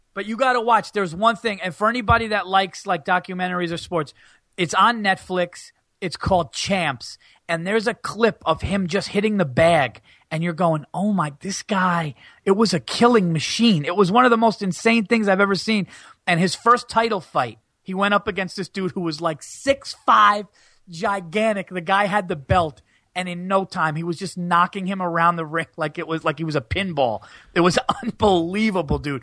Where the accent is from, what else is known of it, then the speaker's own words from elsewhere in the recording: New York, United States; I'm from New York